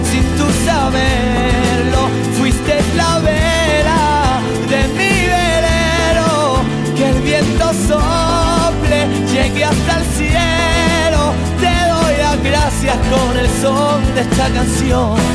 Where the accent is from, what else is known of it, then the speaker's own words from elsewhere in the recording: Málaga, Andalusia, Spain; Soy de Málaga.